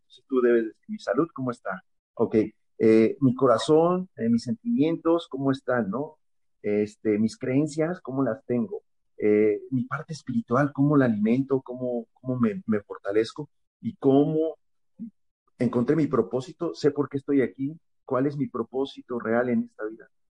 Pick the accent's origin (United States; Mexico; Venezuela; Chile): Mexico; State of Mexico; soy de la, del Estado de México